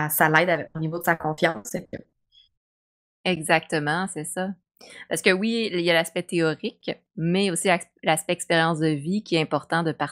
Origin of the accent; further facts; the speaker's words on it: Quebec, Canada; tu sais, on est québécois